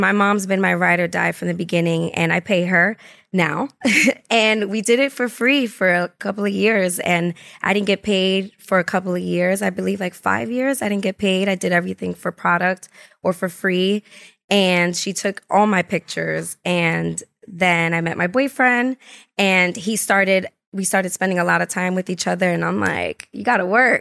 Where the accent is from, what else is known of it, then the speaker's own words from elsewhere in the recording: New York City, New York, United States; I'm from the Bronx, so I'm from Highbridge and born and raised